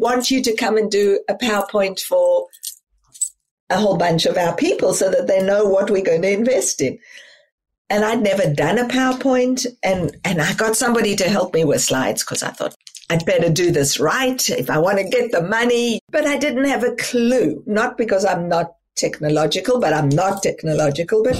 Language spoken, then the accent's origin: English; South Africa; moved away as an adult; as a child and as a young adult growing up in South Africa